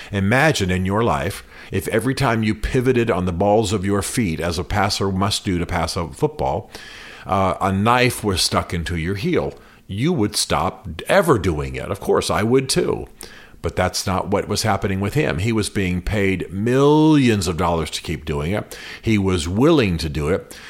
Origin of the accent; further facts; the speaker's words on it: United States; Washington Post Jerry Brewer, he's one of the guy writes for my hometown paper